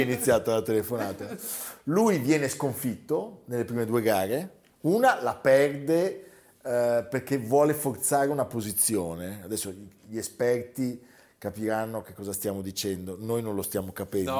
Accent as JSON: {"language": "Italian", "town": "Lugano", "region": "Ticino", "country": "Switzerland", "accent": "Luganese", "said": "il mio accento però si è fatto luganese"}